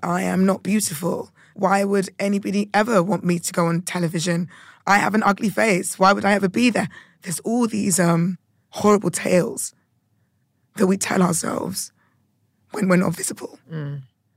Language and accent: English; United Kingdom; being a Brit and being Ghanaian